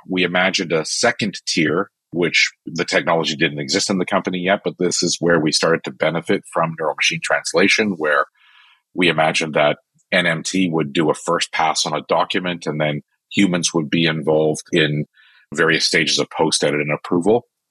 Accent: Canada; I'm am Canadian

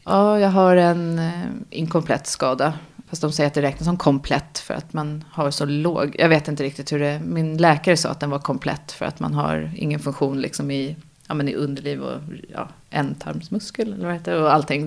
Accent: Nynäshamn, Stockholm County, Sweden; also born or lived in France / Austria; jag kommer från Nynäshamn eh, och är också uppvuxen i Nynäshamn och bor fortfarande utanför Nynäshamn.

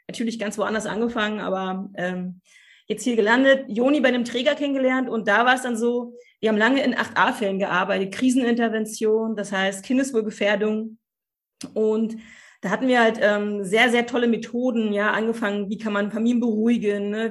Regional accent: Cottbus, Brandenburg, Germany; Also ich bin im Osten aufgewachsen, in Cottbus, zwischen Blümchentapeten und Wäscheständern.

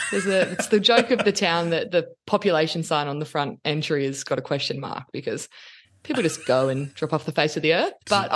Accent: Sydney, New South Wales, Australia; accent: thick Australian; I grew up in Sydney.

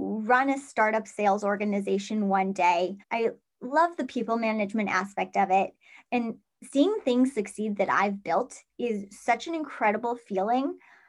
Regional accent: Central New York, United States; my territory is actually Central New York, which is wild. It's my hometown

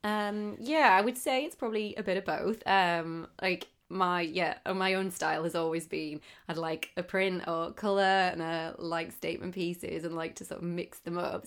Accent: Darlington, North East England, United Kingdom; moved away as an adult; also born or lived in Manchester; now in London, United Kingdom; I'm from Darlington, which is northeast

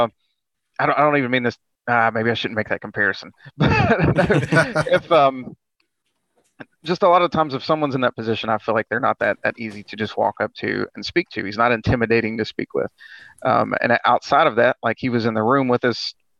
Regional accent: West Virginia, United States; I'm from West Virginia

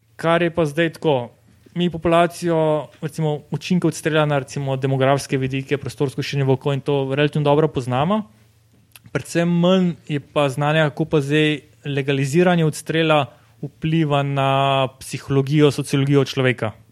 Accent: Slovenia

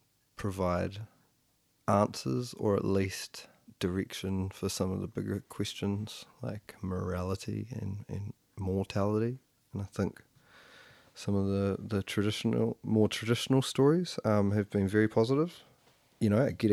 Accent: Motueka, Tasman, New Zealand; I was born in Motueka

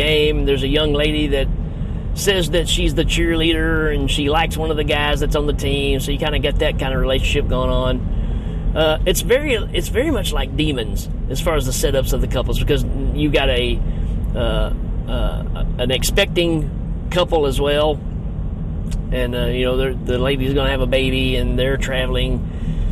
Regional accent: United States; I'm speaking from America

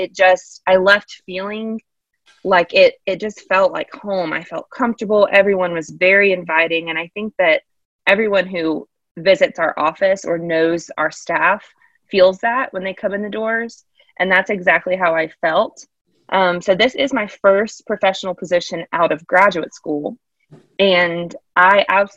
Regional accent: Charlotte, North Carolina, United States; I am originally from the Charlotte area

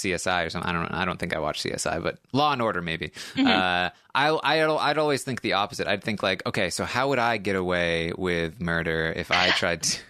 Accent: Maine, United States; I grew up in Maine

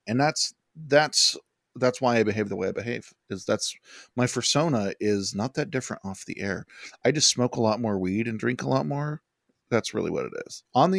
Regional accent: Colorado, United States; I'm from Colorado

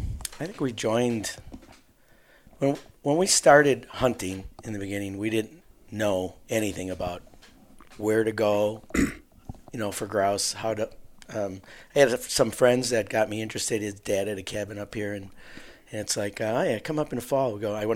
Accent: Waukesha, Wisconsin, United States; We're from southeast Wisconsin, Waukesha area.

